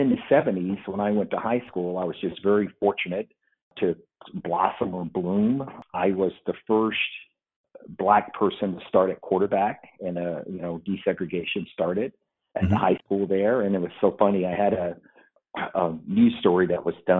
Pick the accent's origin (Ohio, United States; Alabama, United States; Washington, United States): Alabama, United States; Florence; moved away as an adult; I'm from Florence, Alabama.